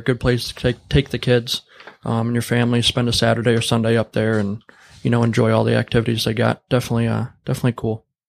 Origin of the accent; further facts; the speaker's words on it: Warren, Michigan, United States; now in Lapeer, United States; I grew up in Warren, Michigan